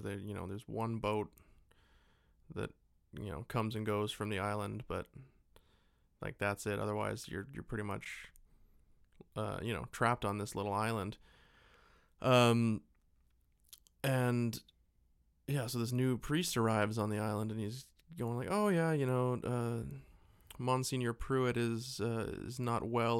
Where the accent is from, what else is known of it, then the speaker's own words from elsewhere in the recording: Abbotsford, British Columbia, Canada; we grew up in a shitty little, uh, town about forty-five minutes to an hour away from Vancouver